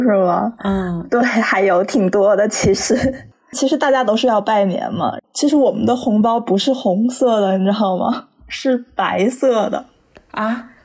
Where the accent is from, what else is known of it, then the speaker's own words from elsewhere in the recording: Northeast China, China; 我是东北人